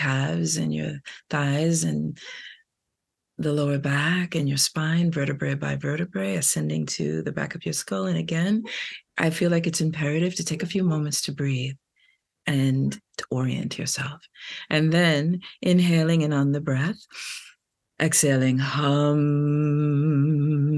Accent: New York City, New York, United States; I'm from Brooklyn

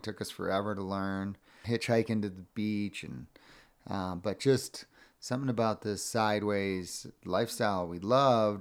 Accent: Cape Cod, Massachusetts, United States; growing up on Cape Cod

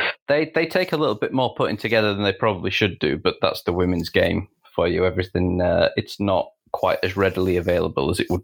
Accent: England, United Kingdom; which works for me as an English women's football writer, predominantly working for an American outlet.

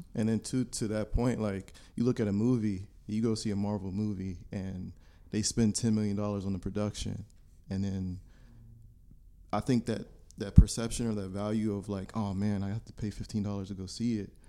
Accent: Warren, Ohio, United States; I'm from Warren, Ohio

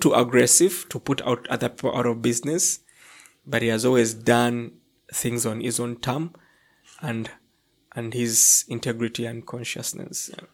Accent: Entebbe, Central Region, Uganda; moved away as an adult; also born or lived in Kampala, Uganda; I come from, um, um, a town s, on, located on Lake Victoria. It's a peninsula on Lake Victoria called Entebbe

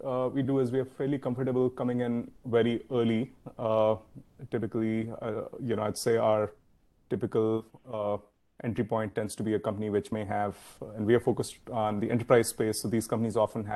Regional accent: India; moved away as an adult; now in San Francisco Bay Area, United States; I grew up in India, came over to the US in the year 2000

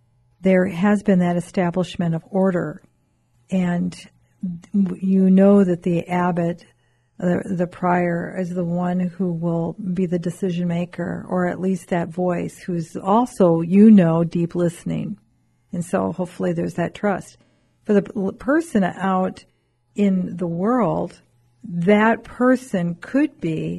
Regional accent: United States

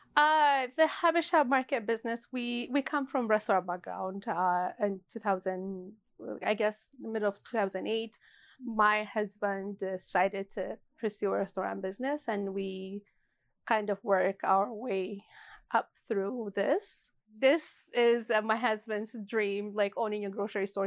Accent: Addis Ababa, Ethiopia; moved away as an adult; now in Edmonton, Canada; growing up in Ethiopia

